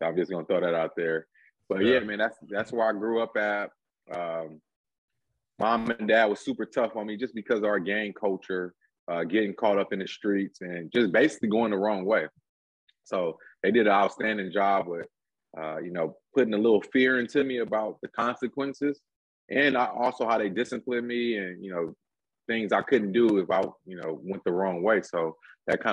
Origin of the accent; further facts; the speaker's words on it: Los Angeles, California, United States; also born or lived in Lawndale, California; So I grew up in South Central Los Angeles, right across street from Southwest College off Imperial and Western